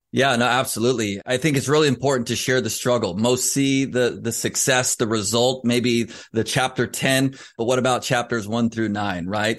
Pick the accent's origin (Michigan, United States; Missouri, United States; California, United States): California, United States; Southern; Growing up in Southern California